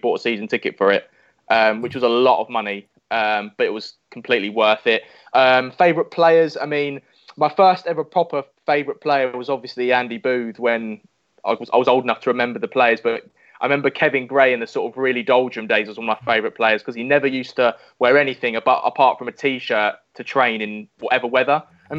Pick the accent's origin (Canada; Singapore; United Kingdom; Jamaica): United Kingdom; London; So I was born and bred in East London, born in Leytonstone, moved to Southwood when I was about 5.